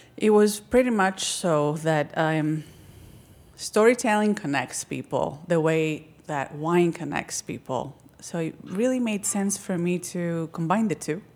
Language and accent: English; Crete, Greece; moved away as an adult; now in United States; Growing up in Crete, um, it was very different than here